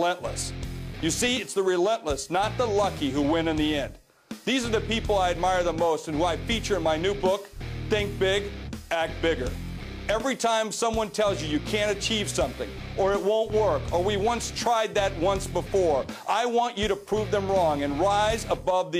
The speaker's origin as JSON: {"language": "English", "region": "South Dakota", "country": "United States", "said": "I'm from South Dakota, a place most people only know on a map, a place with a hard work ethic and a can-do attitude"}